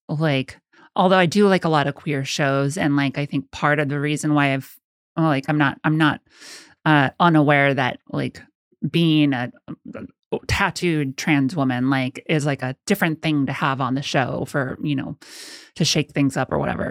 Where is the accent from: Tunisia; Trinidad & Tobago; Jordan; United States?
United States; Rancho Cucamonga, California; moved away as an adult; now in New York, United States; I grew up in Southern California